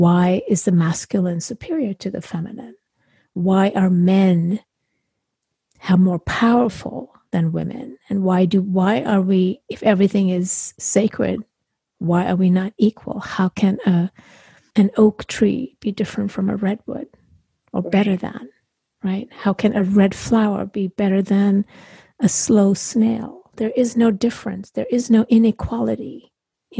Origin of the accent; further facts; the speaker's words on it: India; now in United States; I grew up in India